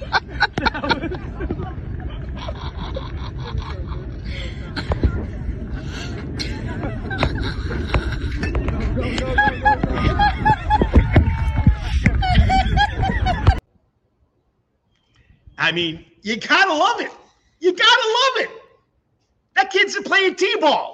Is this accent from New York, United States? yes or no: yes; New York, United States; now in Savannah, United States; I'm from New York